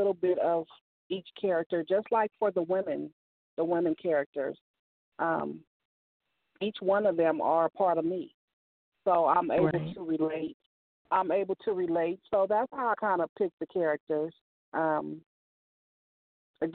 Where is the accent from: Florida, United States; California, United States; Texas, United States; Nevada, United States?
California, United States; Oakland; also born or lived in Peoria, Illinois; that's where I'm at. I grew up here.